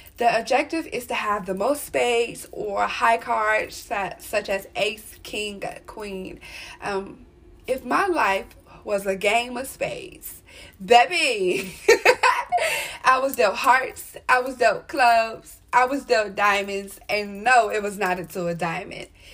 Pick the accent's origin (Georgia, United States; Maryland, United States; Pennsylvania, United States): Maryland, United States; I was born out here in Maryland